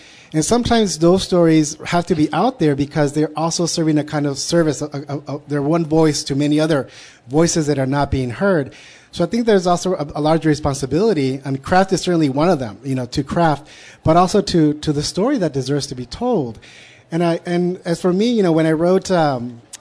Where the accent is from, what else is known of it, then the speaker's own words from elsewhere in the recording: United States; I'm a Chicano writer, I'm an American writer.